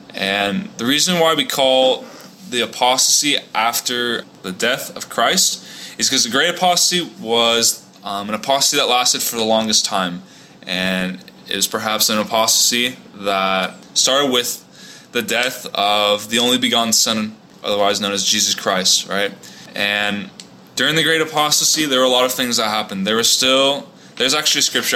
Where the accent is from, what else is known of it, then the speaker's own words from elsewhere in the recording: Orange County, Southern California, United States; moved away as an adult; also born or lived in Provo, Utah; now in Houston, United States; I grew up in Southern California in Orange County for all my life.